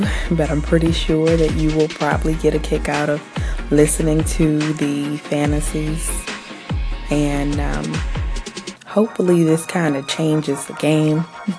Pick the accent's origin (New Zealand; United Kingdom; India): New Zealand; I am Kiwi.